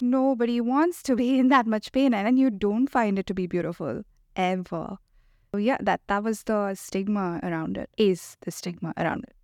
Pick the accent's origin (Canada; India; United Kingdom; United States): India; moved away; I grew up in India